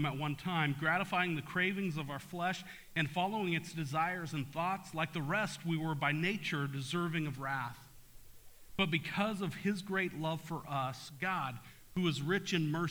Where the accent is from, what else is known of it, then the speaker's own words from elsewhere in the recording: Topeka, Kansas, United States; I grew up in Topeka